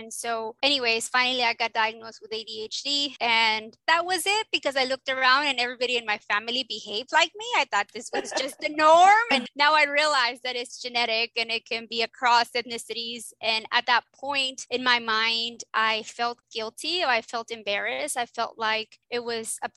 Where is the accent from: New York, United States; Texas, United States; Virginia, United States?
Texas, United States; South; I'm from South Texas, which is, I call it Little Mexico, because in South Texas, it's like everybody speaks Spanish and we're mainly all Mexicans.